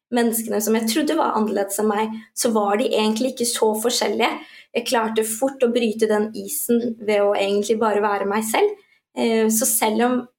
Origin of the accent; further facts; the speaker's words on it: Norway; jeg nettopp har fått og oppvokst her, så føler jeg mer at jeg har sterkere røtter til den norske kulturen